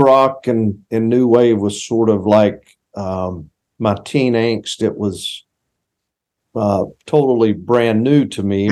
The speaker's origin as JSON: {"language": "English", "town": "Concord", "region": "North Carolina", "country": "United States", "tie": "born or raised there", "said": "my hometown of Concord"}